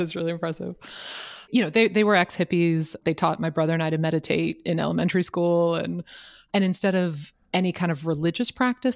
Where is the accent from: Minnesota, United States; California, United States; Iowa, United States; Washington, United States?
California, United States; Marin, San Francisco Bay Area; I was born and raised in the San Francisco Bay Area, born in San Francisco, raised in Marin